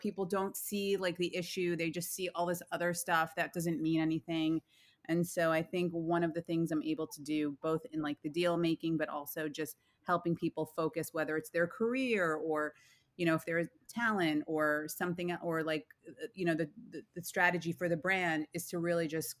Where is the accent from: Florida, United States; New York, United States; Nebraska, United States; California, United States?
New York, United States; being a New Yorker